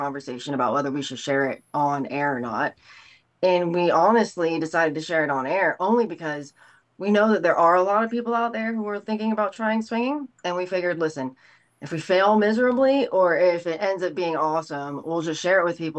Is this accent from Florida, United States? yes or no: yes; Tampa, Florida, United States; also born or lived in Los Angeles; We're both from the Tampa Bay area